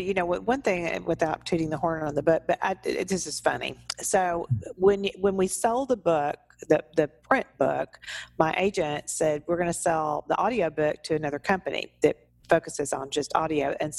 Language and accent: English; Humble, Texas, United States; And I said, well, I sure did.